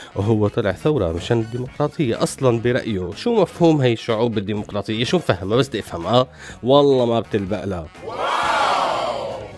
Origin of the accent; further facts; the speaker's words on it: Syria; نحن كسوريين